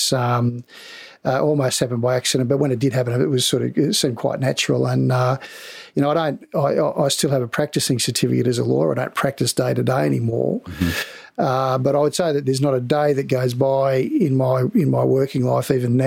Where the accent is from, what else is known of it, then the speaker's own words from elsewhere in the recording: Sydney, New South Wales, Australia; growing up in Balmain